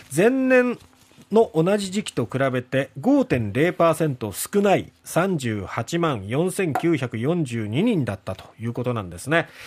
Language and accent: Japanese; Satsuma, Kagoshima, Japan; 私の実家のある薩摩町